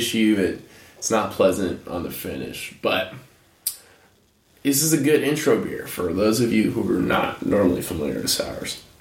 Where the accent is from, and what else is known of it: United States